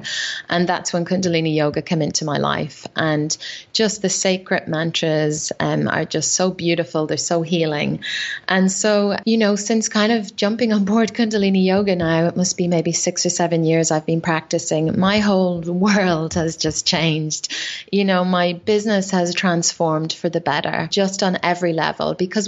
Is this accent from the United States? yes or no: no; Ireland; I used to drink a lot, you know, being Irish, I drank a lot of alcohol.